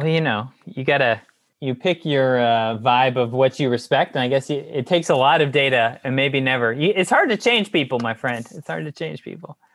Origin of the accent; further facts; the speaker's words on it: Houston, Texas, United States; also born or lived in Austin; I'm from Houston originally